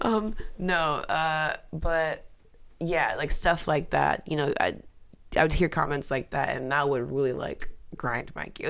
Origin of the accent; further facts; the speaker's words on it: United States; also born or lived in Mauritania; I was born here. I was r, predominantly raised here